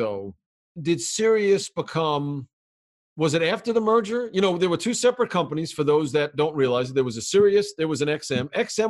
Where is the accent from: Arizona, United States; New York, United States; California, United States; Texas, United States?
New York, United States; I grew up as a fan, more traditionally as a New Yorker, of the Islanders, the Nets, the Yankees, and the Giants.